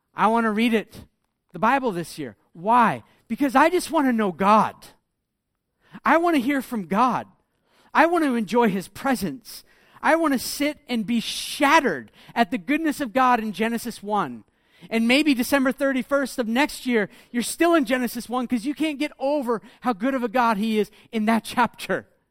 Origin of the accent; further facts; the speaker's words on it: United States; moved away; I come from America